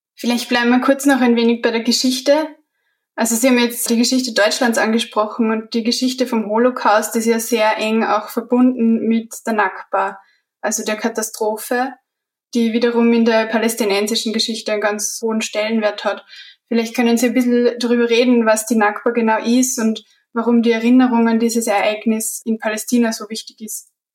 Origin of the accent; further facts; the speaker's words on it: Austria; als Österreicherin und als Geschichtestudentin